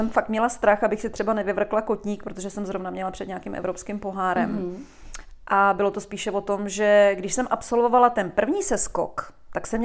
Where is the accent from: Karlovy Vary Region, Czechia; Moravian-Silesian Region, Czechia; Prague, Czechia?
Prague, Czechia; V Praze, v Praze. na Jižním městě.